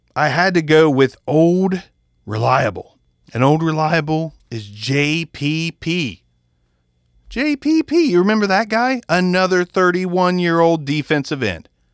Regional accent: Ohio, United States; we're from Ohio

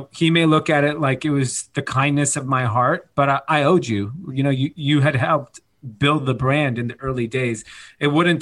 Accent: Los Angeles, California, United States; I grew up in Granada Hills. It's not like I grew up in like minute, you know, like the middle of the country. I'm born in the valley

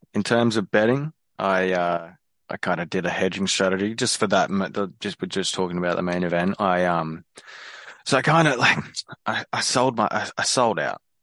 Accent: Australia; as an Aussie

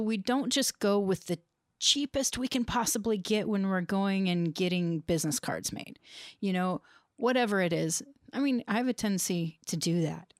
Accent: United States; growing up in the United States

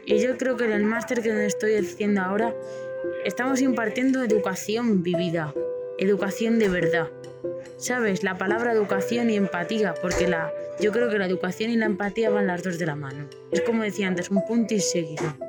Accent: Madrid, Community of Madrid, Spain; de Madrid, y nada, que tengo 23 años

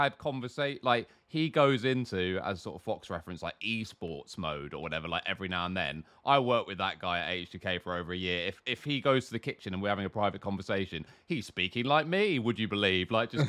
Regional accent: United Kingdom; we are all British

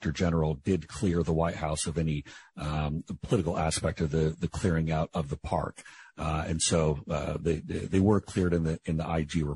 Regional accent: Seattle, Washington, United States; I was born at the Group Health Hospital on Capitol Hill in Seattle

